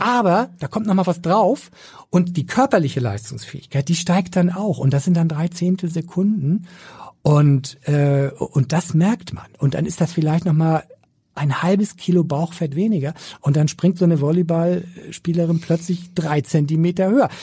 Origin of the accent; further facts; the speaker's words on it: Schleswig-Holstein, Germany; Ich bin Schleswig-Holsteiner und da habe ich schon meine Prägung mitgekriegt